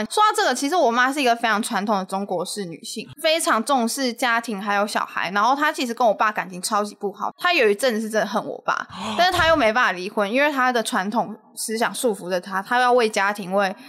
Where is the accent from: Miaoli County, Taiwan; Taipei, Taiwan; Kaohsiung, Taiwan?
Miaoli County, Taiwan; Nanzhuang; moved away; 我是在原乡长大的，嗯、就是原乡很多小孩就会，他们不会想要到外看，嗯、可是我妈就会觉得，因为她可能也是从缅甸过来台湾的关系，她可能就觉得出去看看很重要，嗯、就是她就不希望我把眼界放在就是苗栗南庄这一